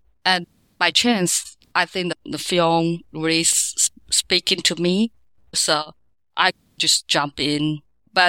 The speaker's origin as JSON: {"language": "English", "town": "Kaohsiung", "country": "Taiwan", "tie": "born or raised there", "second_language": "English", "moved": "as an adult", "lives_now": "New York, United States", "said": "I was born in Kaohsiung, the south of Taiwan. And when I was growing up, Kaohsiung is really nothing about culture."}